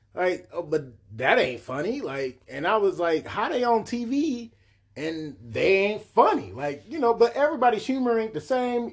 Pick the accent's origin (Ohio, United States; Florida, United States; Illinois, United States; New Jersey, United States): Ohio, United States; Cleveland; also born or lived in Bedford Heights, Ohio; I remember a lot about growing up on Kinsman, man, on one hundred forty-six